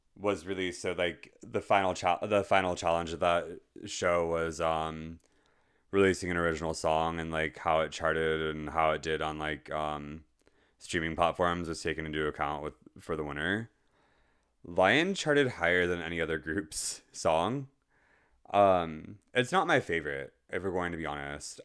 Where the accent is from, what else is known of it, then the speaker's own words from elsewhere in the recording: United States; as an American, given the hellhole that we live in currently